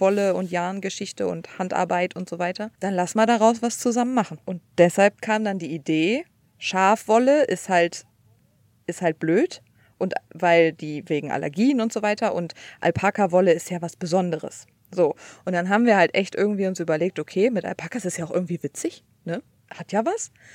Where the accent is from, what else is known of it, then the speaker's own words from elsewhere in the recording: Cologne, North Rhine-Westphalia, Germany; moved away as an adult; now in United States; ich komme aus Köln